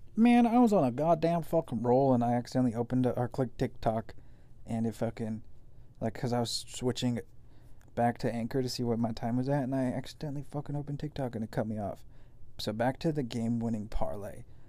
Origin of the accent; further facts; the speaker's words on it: Bellevue, Nebraska, United States; I'm a B Town boy. I'm from Bellevue. I love Bellevue West. I went to Bellevue West.